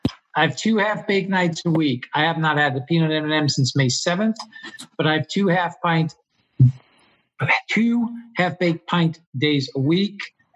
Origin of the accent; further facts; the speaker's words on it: Long Island, New York, United States; I grew up in Long Island, so I was former Guido